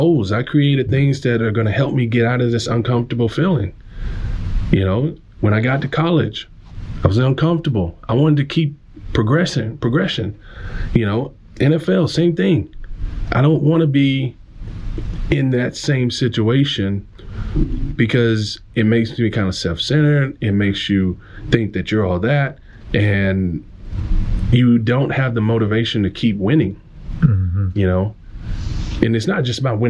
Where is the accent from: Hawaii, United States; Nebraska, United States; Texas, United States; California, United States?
Texas, United States; Omaha; I grew up in Northeast Texas in a small country town, predominantly white